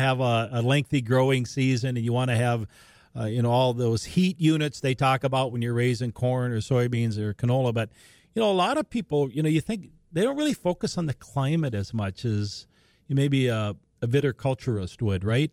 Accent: Larimore, North Dakota, United States; all the way up near Laramore, my hometown, Western Grand Forks

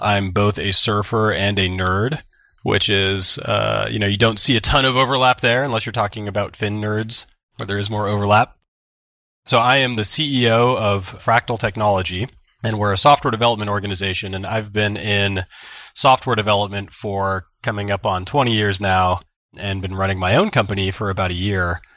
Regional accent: Santa Barbara, California, United States; growing up in Santa Barbara

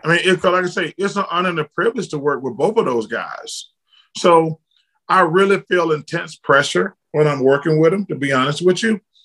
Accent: Alabama, United States; I'm from Alabama

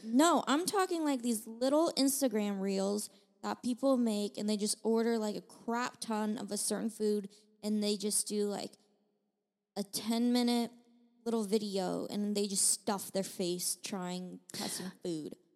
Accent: China; now in United States; I was born in China, and then I got my citizenship

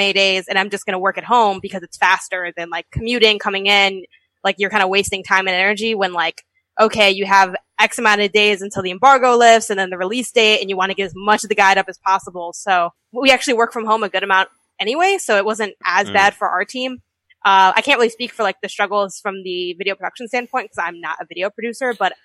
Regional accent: Chicago, Illinois, United States; moved away; also born or lived in California; my family lives in Chicago, and I was from Chicago originally.

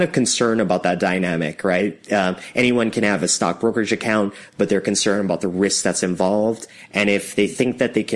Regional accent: Canada; I'm a Canadian

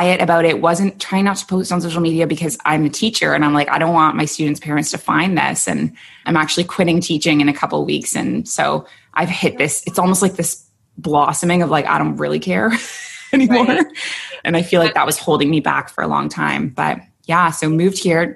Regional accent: Toronto, Ontario, Canada; moved away as an adult; also born or lived in Kuwait; now in Abu Dhabi, United Arab Emirates; So I'm from Toronto

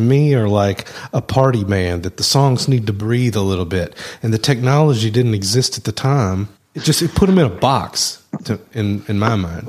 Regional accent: the South, United States; accent: southern

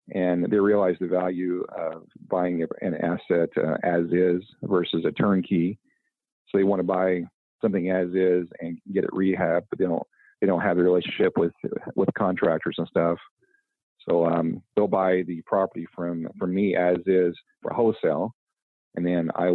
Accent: Indianapolis / Southern Indiana, United States; also born or lived in Western Canada; I'm actually from Indy, or the, you know, Southern Indiana.

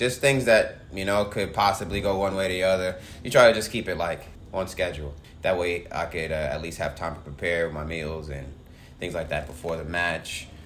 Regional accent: New York City, New York, United States; I grew up playing in Southeast Queens

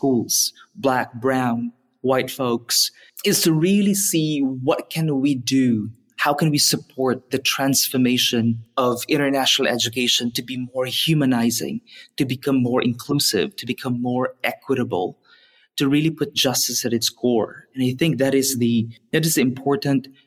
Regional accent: Philippines; moved away as an adult; growing up in the Philippines

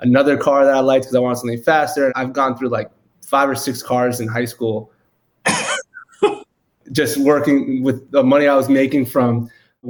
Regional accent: New York City, New York, United States; moved away as an adult; now in Austin, United States; originally, as you said, from the Bronx, New York, came out in Austin, Texas, 2016, but growing up in New York, really tight-knit family

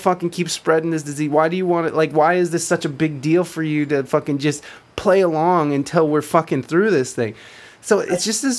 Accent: United States; I still am a goddamn proud American.

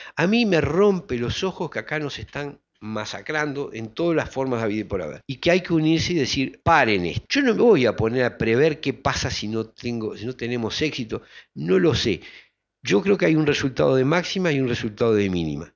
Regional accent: Uruguay; como colectividad humana que somos los uruguayos

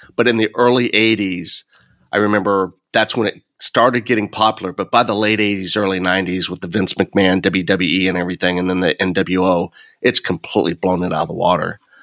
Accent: Illinois, United States; Illinois, my ho-, my hometown school

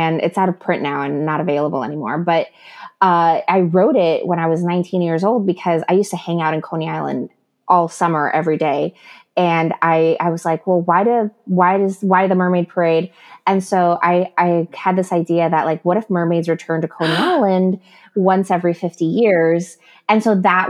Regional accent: Ecuador; I'm from Ecuador, so our primary religion is Catholicism.

